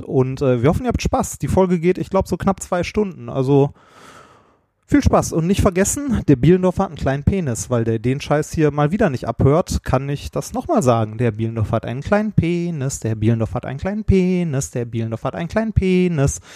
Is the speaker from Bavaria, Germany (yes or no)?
no; Essen, North Rhine-Westphalia, Germany; Ich bin ja hier in der Nähe quasi aufgewachsen, in Essen-Frohnhausen